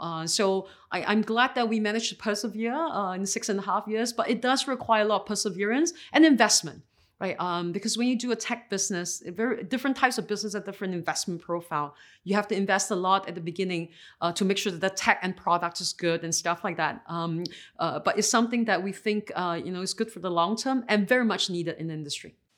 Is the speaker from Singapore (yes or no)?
yes; Singapore; I was born and raised in Singapore